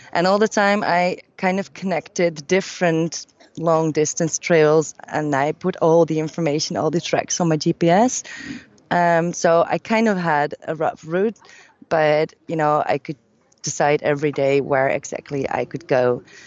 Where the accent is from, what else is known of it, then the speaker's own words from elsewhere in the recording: Amsterdam, North Holland, Netherlands; from Amsterdam, from my hometown